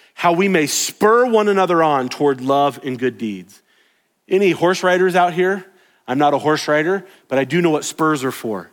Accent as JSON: {"language": "English", "region": "the South", "country": "United States", "tie": "born or raised there", "said": "I grew up in the South."}